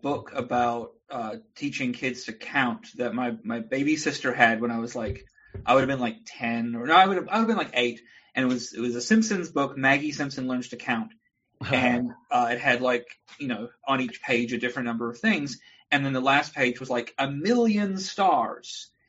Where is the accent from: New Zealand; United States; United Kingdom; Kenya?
New Zealand; I'm from New Zealand originally.